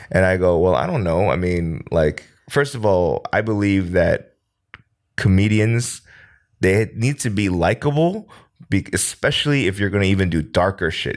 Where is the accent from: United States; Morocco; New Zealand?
United States; now in South Korea; I'm an American